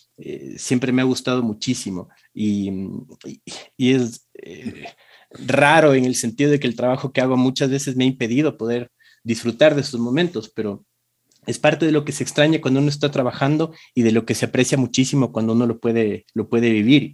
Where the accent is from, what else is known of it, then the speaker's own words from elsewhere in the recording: Quito, Pichincha, Ecuador; hace 41 años en Quito, este, eh, nací en una familia